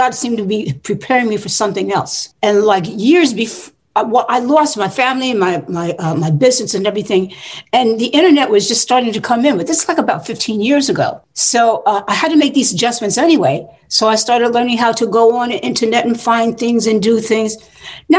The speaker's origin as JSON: {"language": "English", "country": "United States", "also_born_or_lived": "New York / Newark, New Jersey", "said": "I was from New York and Newark, New Jersey."}